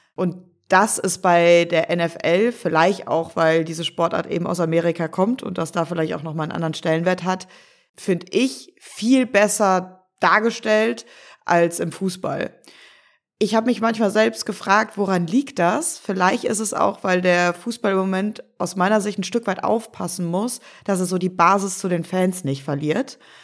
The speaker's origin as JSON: {"language": "German", "town": "Cologne", "region": "North Rhine-Westphalia", "country": "Germany", "tie": "born or raised there", "moved": "as an adult", "said": "Als gebürtige Kölnerin"}